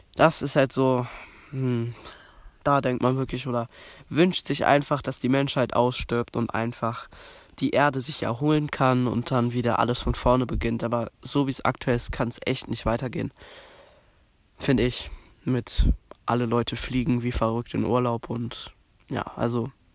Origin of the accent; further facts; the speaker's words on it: Berlin, Germany; bei uns in Berlin